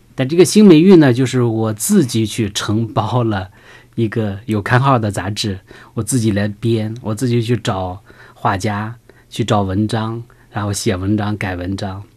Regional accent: China; also born or lived in Beijing; 我们中国人讲究的这个空间，就要让它藏风聚气

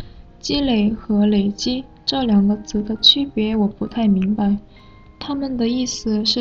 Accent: South Korea; Chinese is a second language

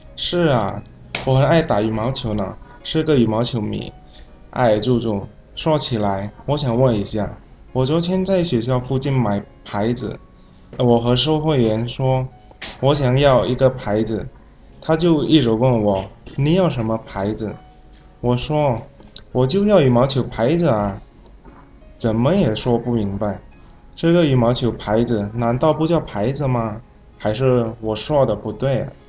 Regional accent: Indonesia; Chinese is a second language; now in China; 我是来自印尼的

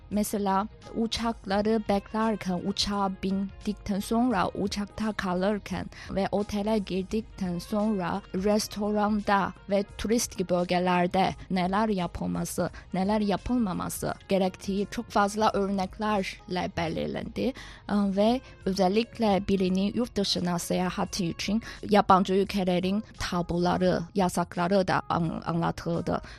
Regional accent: China; 5000 yıllık tarihe ve zengin kültüre sahip olan Çin'de bir vatandaş olarak

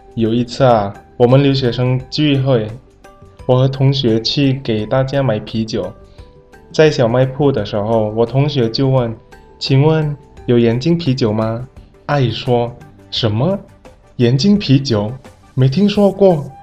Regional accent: Indonesia; Chinese is a second language; now in China; 我是来自印尼的

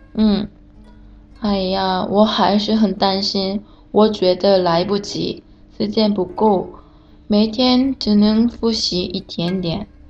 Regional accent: South Korea; Chinese is a second language; 我是来自韩国的

